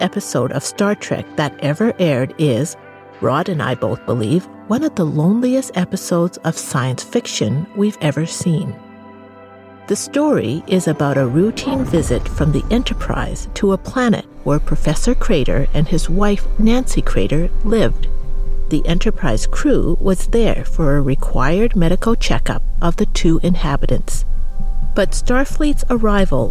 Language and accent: English; Canada; me growing up in Canada